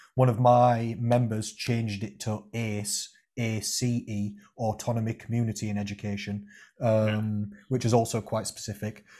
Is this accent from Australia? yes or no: no; Rotherham, Yorkshire and the Humber, United Kingdom; I'm from Rotherham